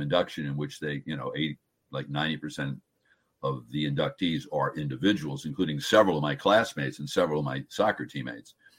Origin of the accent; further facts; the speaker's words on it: New Jersey, United States; I'm a Jersey guy